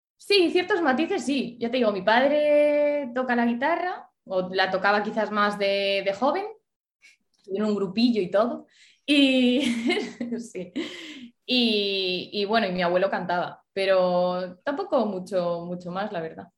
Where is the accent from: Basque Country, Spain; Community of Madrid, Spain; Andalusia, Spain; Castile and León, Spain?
Castile and León, Spain; Ponferrada; moved away as an adult; also born or lived in Vigo; yo soy de Ponferrada, pero me vine a estudiar a Vigo